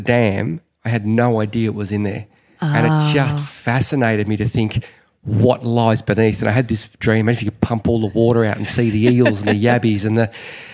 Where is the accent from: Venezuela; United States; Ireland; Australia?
Australia; Victoria; I was born and raised in Victoria, Australia, but my parents are Dutch